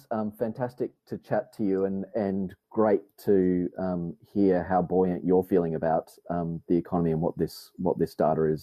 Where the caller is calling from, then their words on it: Melbourne, Victoria, Australia; I'm recording this from Melbourne, where we're obviously in, in lockdown